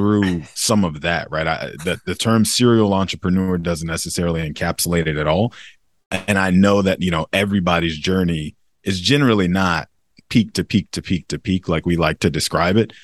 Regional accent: United States

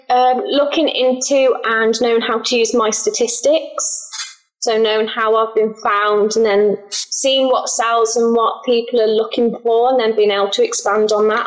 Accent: England, United Kingdom; I'm from England

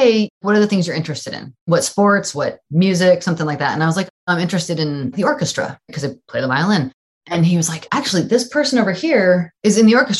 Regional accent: Tracy, California, United States; also born or lived in Albuquerque, New Mexico; I was born in Southern California, raised part of my life in Albuquerque, New Mexico, and then moved to Tracy, California when I was 9 years old

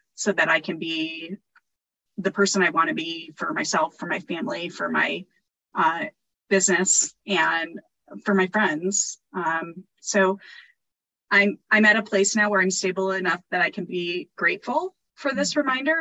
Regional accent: Midwest, United States; I grew up in the Midwest, we did tornado drills in school

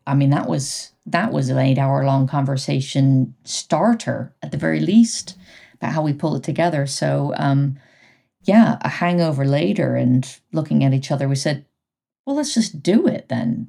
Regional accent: United States; moved away as an adult; now in United Kingdom; I'm American

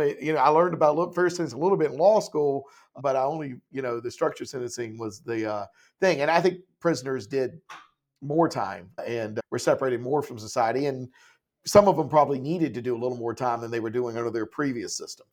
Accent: Laurinburg, North Carolina, United States; I'm from Laurinburg

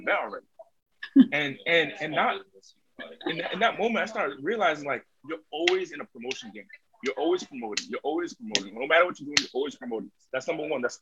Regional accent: Rhode Island, United States; I was raised on the East Coast, small state in the country, Rhode Island

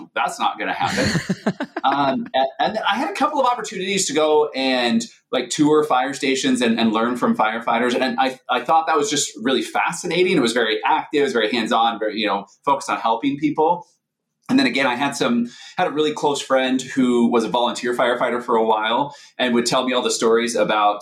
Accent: Seattle, Washington, United States; moved away; I grew up in Seattle, Washington, where snow is kind of like what you're describing.

